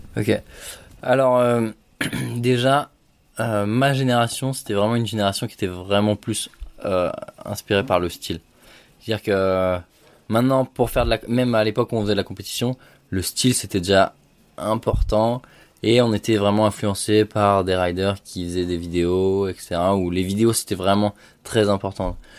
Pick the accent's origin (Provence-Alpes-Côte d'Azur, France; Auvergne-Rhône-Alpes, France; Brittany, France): Provence-Alpes-Côte d'Azur, France; Gap; j'ai fait toute mon enfance à Gap